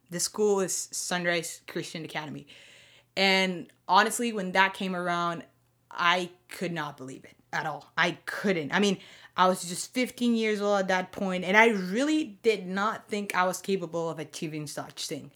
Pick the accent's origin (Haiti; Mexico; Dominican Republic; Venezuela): Venezuela; moved away as an adult; now in Windsor, Canada; I'm a proud Venezuelan, born and raised